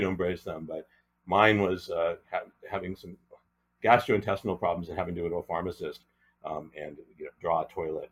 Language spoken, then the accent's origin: English; Newton, Massachusetts, United States; moved away as an adult; also born or lived in Annapolis, Maryland / Europe; now in Los Angeles, United States; the Newton, Massachusetts, again my hometown creative arts program